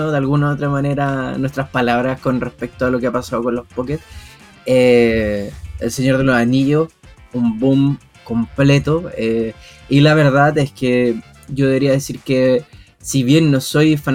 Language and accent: Spanish; Chile; somos tres chilenos con un acento neutro